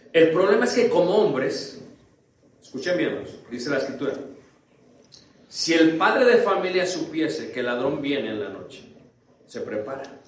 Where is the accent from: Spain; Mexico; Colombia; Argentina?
Mexico; Mexico City; Yo soy de Ciudad de México